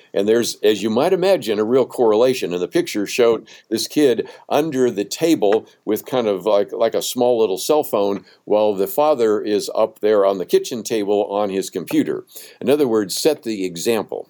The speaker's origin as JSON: {"language": "English", "town": "Berkeley", "region": "California", "country": "United States", "tie": "born or raised there", "said": "even though I grew up in the San Francisco Bay Area, I mean, I was born in Berkeley"}